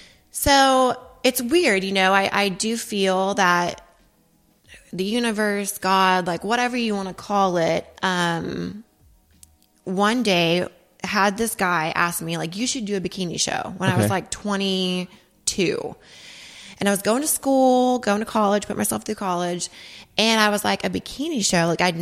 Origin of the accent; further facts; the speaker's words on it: Oklahoma, United States; now in Dallas, United States; Well, I mean, I live in Dallas now, but I'm from Oklahoma.